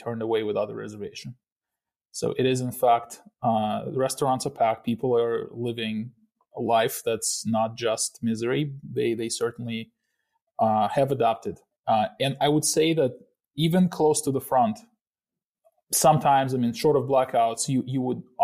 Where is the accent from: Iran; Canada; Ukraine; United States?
Ukraine; moved away; I myself came back to my hometown